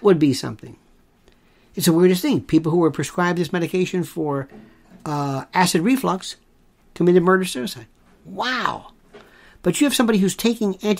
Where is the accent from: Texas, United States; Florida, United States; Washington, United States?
Florida, United States; Growing up in Florida